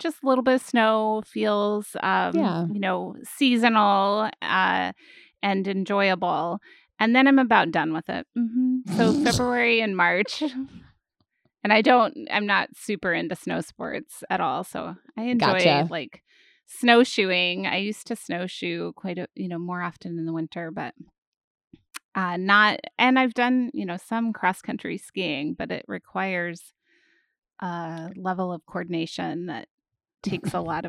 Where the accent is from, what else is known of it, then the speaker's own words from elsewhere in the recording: Washington, United States; born there; I was born in the Pacific Northwest and it snowed on the day I was born, which is pretty unusual in the area north of Seattle to get snow in December.